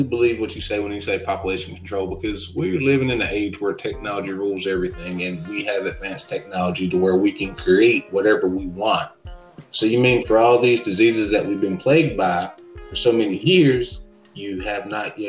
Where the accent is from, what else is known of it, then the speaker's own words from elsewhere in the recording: North Carolina, United States; I'm from North Carolina, you know, the NC.